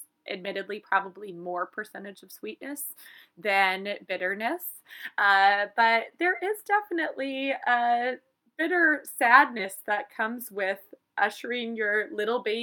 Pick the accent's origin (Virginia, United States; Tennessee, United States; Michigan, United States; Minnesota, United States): Minnesota, United States; we're from Minnesota